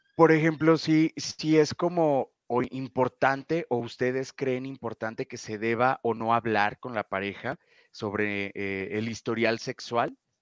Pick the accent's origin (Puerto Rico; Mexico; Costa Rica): Mexico; aquí en México